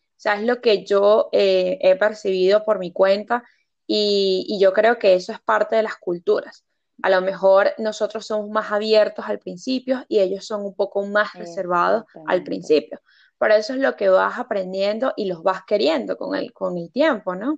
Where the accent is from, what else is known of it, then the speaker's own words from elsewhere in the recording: Venezuela; moved away as an adult; now in United Kingdom; la esencia que tenemos nosotros como venezolanos